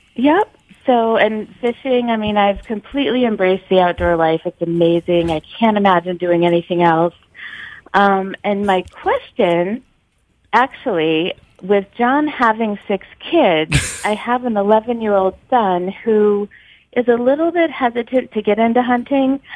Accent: New York City, New York, United States; now in New Hampshire, United States; I'm originally from New York City

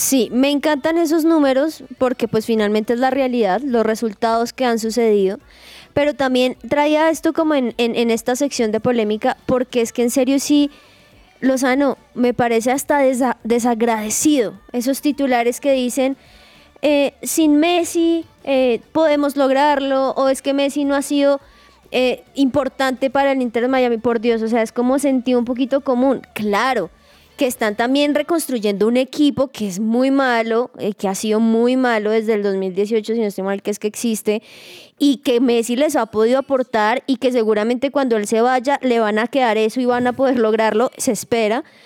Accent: Colombia; nosotros como colombianos

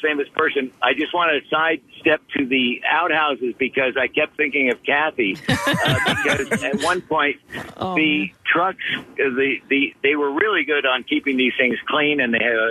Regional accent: Philadelphia, Pennsylvania, United States

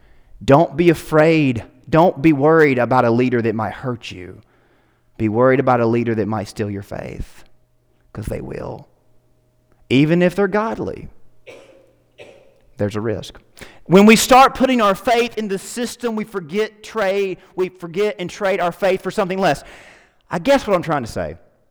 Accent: United States; I'm an American

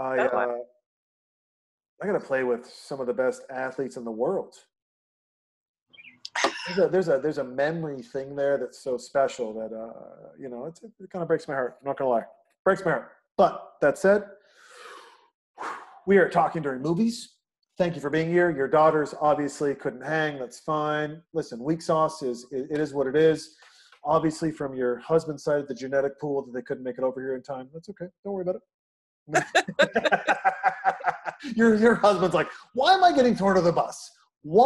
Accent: Newport Beach, California, United States; as a young man growing up in Newport Beach

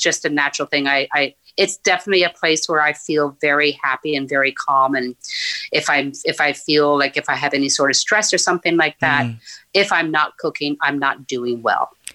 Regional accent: Newfoundland and Labrador, Canada; moved away as an adult; also born or lived in Nain, Labrador; now in Ottawa, Canada; I grew up there as a child, just until I was about seven years old, and then our family moved down to northern Newfoundland, uh, where I, you know, I was until I graduated high school

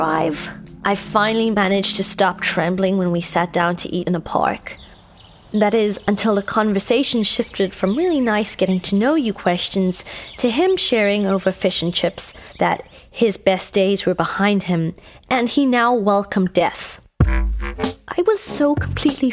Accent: Cape Town, Western Cape, South Africa; moved away as an adult; now in Los Angeles, United States; in South Africa, in Cape Town to be specific, my hometown

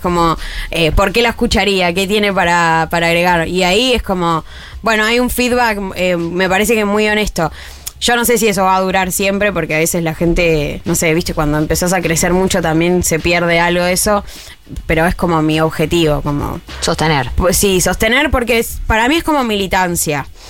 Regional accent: Argentina

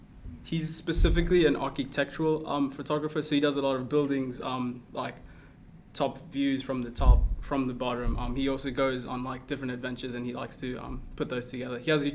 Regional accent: Zimbabwe; born there; also born or lived in Kenya / South Africa; Okay, so I am I was born in Zimbabwe. Mm-hmm. Although I am originally from Kenya, and then from Zimbabwe, my family and I moved to South Africa. I lived there for 9 years

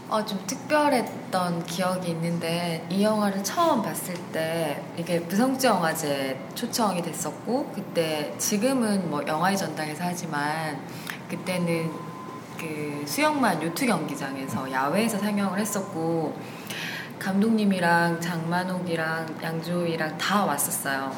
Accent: Busan, South Korea; 부산에서 온

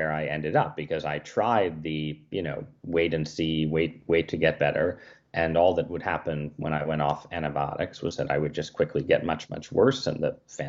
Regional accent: Connecticut, United States; moved away; also born or lived in Washington, D.C.; I grew up in Connecticut

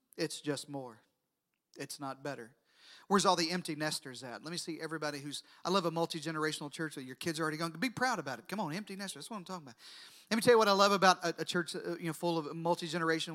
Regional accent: Deep South, United States; I grew up in the deep south. I know it's hard to tell by my accent, but I grew up in the deep south

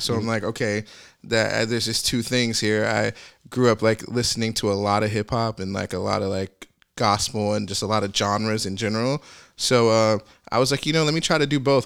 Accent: Arkansas, United States; moved away; I'm from Arkansas.

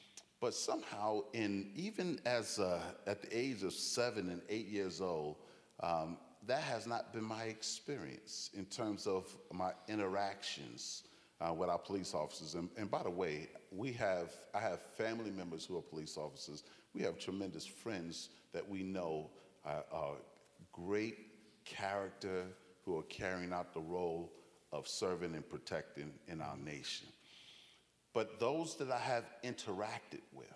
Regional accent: New York City, New York, United States; moved away as an adult; also born or lived in Jamaica, Queens / Chicago / Boston; now in Branson, United States; I was born and raised in Brooklyn, New York, and also in Jamaica, Queens

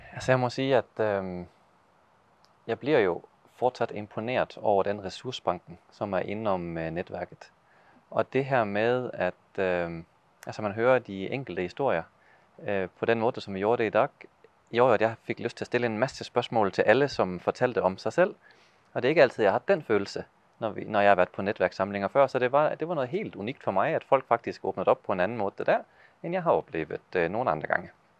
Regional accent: Denmark; Norwegian is a second language; now in Ål, Norway; jeg gjør mitt beste å tale norsk, selv om jeg er dansk

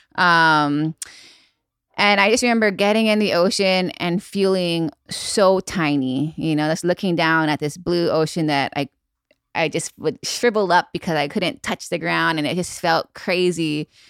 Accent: Maui, Hawaii, United States; also born or lived in Makawao, Hawaii / North Shore, Oahu; I was born and raised on Maui, and now I live on the north shore of Oahu.

